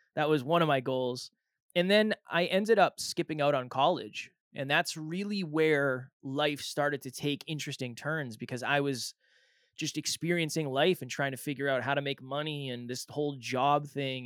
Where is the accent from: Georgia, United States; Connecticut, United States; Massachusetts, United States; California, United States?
Massachusetts, United States; now in New Hampshire, United States; I was born and raised in Massachusetts